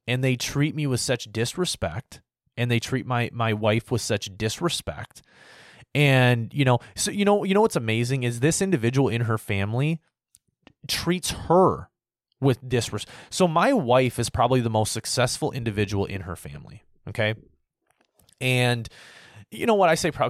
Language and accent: English; United States